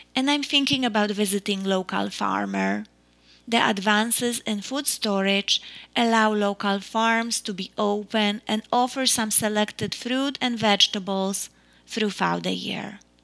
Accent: Poland; now in United States; growing up in Poland

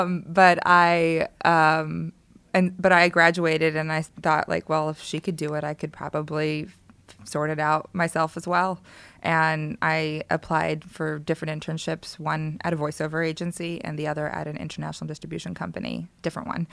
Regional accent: Los Angeles, California, United States; also born or lived in Palmdale; I was born in Los Angeles and stayed here for a little bit, and then my family moved out to Palmdale, Um, but my grandparents lived in Koreatown, so I was here all the time.

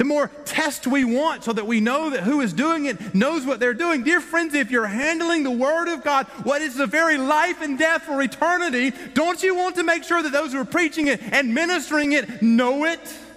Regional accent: the South, United States; We are from the South, after all, and we've been taught from birth that we're not to say anything ugly to anybody

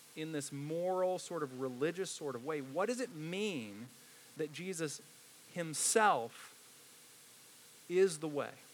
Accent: Indiana, United States; I grew up in Indiana, so I love the movie Hoosiers

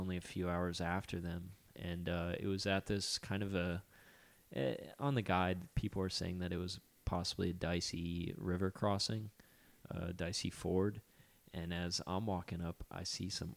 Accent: South Florida, United States; I grew up in South Florida

